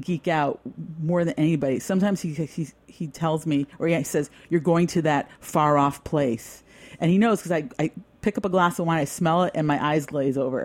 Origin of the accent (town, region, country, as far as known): New York, United States